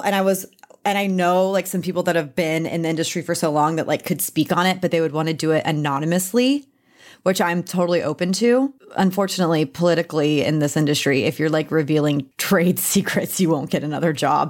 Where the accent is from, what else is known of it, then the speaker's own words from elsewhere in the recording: Texas, United States; I'm a Texan